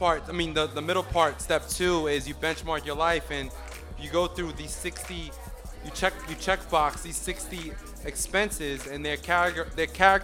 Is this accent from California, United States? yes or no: no; Uniondale, New York, United States; also born or lived in Brooklyn, New York; I was born in Brooklyn, raised out in Long Island in Uniondale